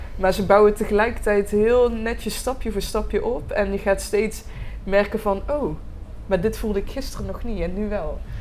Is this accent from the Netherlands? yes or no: yes; Roosendaal, North Brabant, Netherlands; ik ben geboren in Roosendaal, eh, dus ik ben een eh, echte Brabander